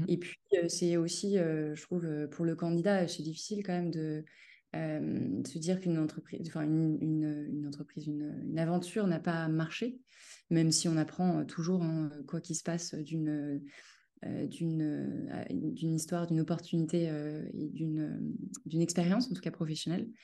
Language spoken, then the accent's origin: French; Cholet, Pays de la Loire, France; moved away as an adult; now in Paris, France; je suis originaire de Cholet, une ville qui est située entre Nantes et Angers, et j'habite depuis 12 euh, ans à Paris.